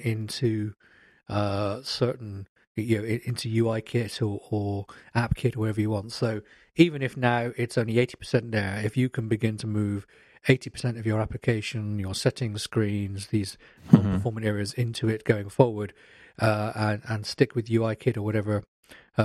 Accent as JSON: {"language": "English", "country": "United Kingdom", "said": "I'm British"}